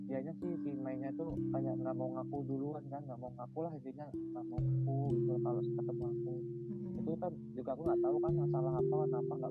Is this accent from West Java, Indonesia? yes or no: yes; Bandung, West Java, Indonesia; ya baru ini aku ngajakin pokoknya yuk makan di Kota kotaku gitu